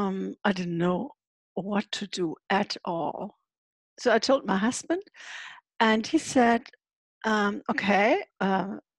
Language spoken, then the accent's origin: English; Hamburg, Germany; moved away as an adult; Yes, I'm from Germany, living in Hamburg. That's where I'm sitting right now as well. Actually, I don't always live in Hamburg half of the year. I live in a travel trailer.